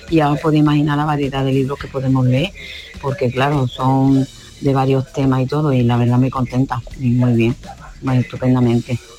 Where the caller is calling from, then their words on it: Algeciras, Andalusia, Spain; Buenos días … de Algeciras.